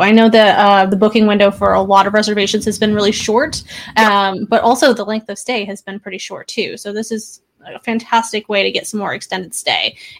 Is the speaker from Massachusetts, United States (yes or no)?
no; Buffalo, New York, United States; now in Seattle, United States; I originally come from Buffalo. I'm now over in Seattle.